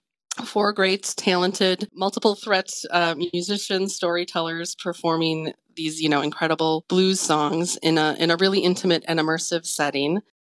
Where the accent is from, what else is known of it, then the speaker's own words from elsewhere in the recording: Fredonia, Wisconsin, United States; moved away; also born or lived in Grafton, Wisconsin; my family moved just outside of Fredonia up in northern Ozaukee County. So that's where I grew up. So, you know, about a 10, 15 minute drive from Grafton.